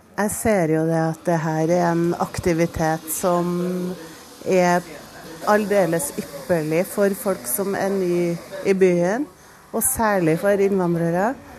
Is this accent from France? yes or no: yes; France; Norwegian is a second language; now in Norway; Jeg kommer eh, fra Frankrike.